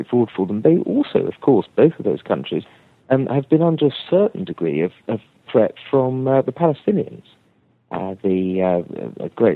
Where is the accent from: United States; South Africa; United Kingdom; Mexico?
United Kingdom; England; I'm an English Tory, a Thatcherite conservative